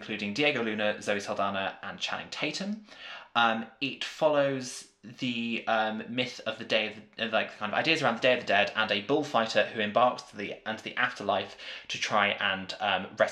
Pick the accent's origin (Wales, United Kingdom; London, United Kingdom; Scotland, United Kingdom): Wales, United Kingdom; Welsh; as a Welsh person